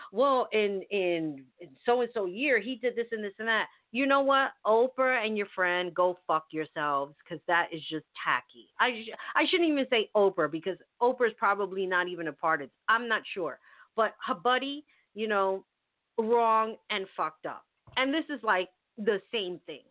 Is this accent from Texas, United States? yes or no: no; New York City, New York, United States; when I was growing up in the Bronx, we had everybody